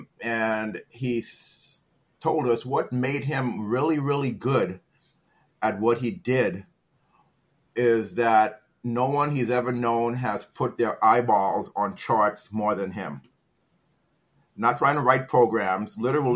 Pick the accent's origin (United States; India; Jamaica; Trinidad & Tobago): Trinidad & Tobago; I'm from Trinidad.